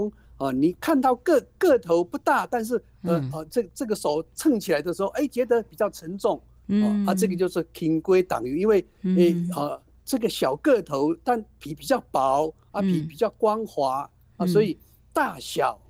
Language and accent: Chinese; Taiwan; 我们台湾话讲半斤跟十二两